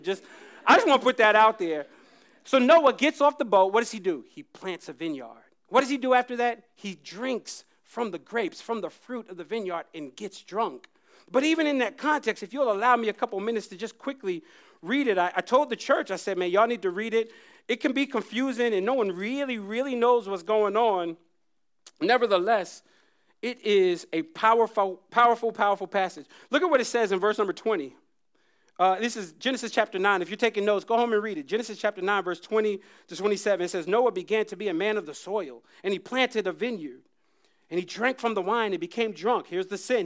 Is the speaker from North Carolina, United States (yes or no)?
yes; Jacksonville, North Carolina, United States; moved away; I grew up in North Carolina